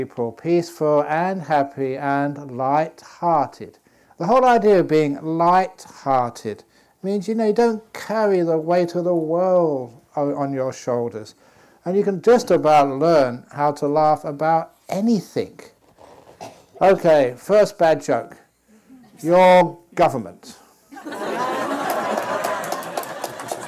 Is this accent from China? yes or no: no; England, United Kingdom; moved away; I was born in England